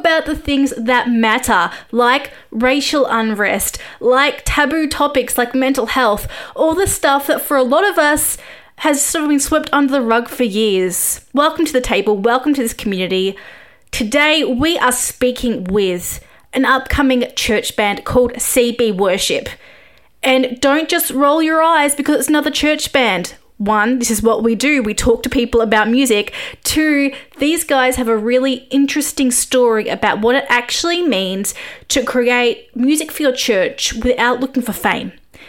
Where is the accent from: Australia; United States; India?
Australia; I am an Aussie journalist and expat when COVID isn't happening